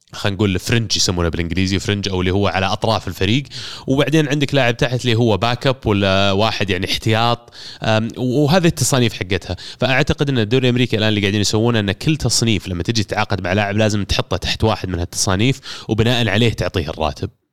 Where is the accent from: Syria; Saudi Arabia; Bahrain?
Saudi Arabia; عندنا كسعوديين